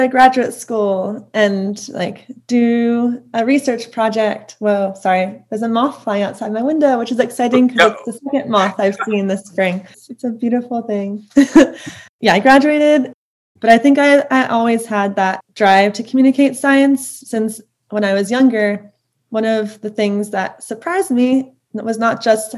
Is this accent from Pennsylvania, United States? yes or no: yes; Lower Merion, Pennsylvania, United States; I grew up in Lower Merion, which is right outside of Philadelphia.